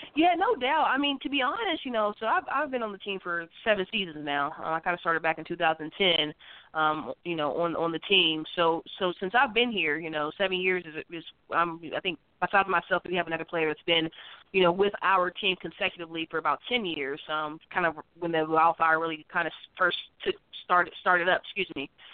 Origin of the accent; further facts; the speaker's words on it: West Virginia, United States; I'm from West Virginia, you know, I'm a West Virginia native